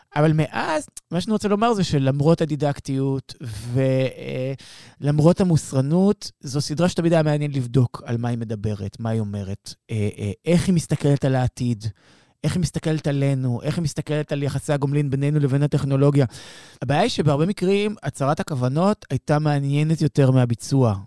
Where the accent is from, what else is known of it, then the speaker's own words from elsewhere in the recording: Israel; אנחנו ישראלים